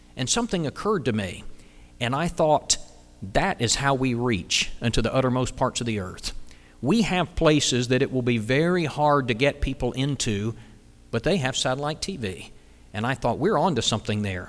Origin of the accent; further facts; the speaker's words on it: South Carolina, United States; my home state of South Carolina